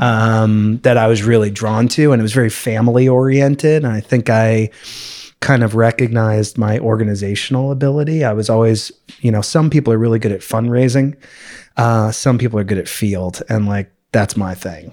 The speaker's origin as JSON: {"language": "English", "town": "Los Angeles", "region": "California", "country": "United States", "tie": "born or raised there", "also_born_or_lived": "Manhattan, New York / Boston", "moved": "yes", "lives_now": "San Francisco, United States", "said": "I mainly grew up in Los Angeles, but from New York originally"}